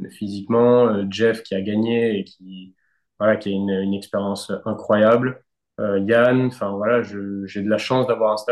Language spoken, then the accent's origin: French; France; c'est le Graal à, à, gagner en tant que Français.